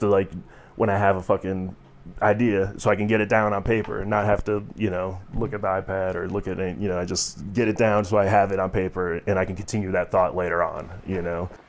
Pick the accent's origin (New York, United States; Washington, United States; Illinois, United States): Illinois, United States; Chicago; now in Colorado, United States; growing up in Chicago